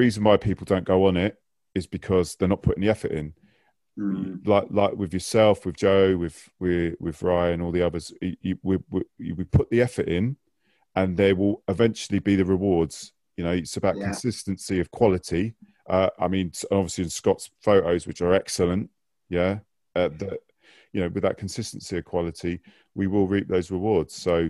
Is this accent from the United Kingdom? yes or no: yes; London, United Kingdom; I was a QPR fan. I moved down here from West London.